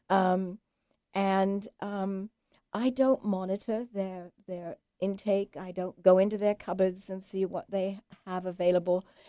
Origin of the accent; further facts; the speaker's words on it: England, United Kingdom; moved away; I'm English